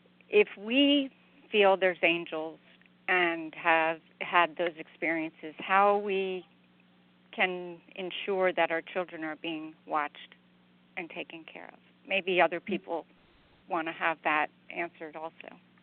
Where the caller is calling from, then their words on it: Virginia, United States; I'm calling from Virginia.